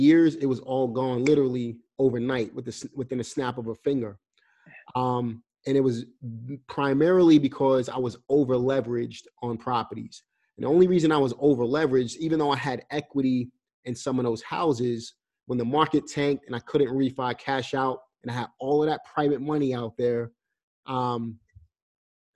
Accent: New York City, New York, United States; moved away as an adult; now in North Carolina, United States; I'm coming from New York

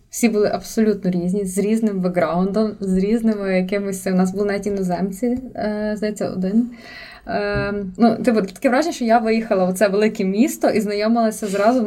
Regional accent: Lviv, Lviv Oblast, Ukraine; я не виїжджала з Львова, але я виїхала з Левандівки в центр

